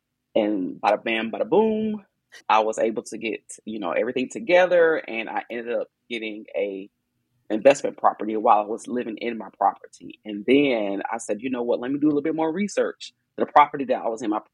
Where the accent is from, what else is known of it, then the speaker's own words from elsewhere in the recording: Bayboro, North Carolina, United States; now in Fayetteville, United States; I'm from Eastern North Carolina, a little old town called Bayboro, North Carolina. So I didn't grow up in a big city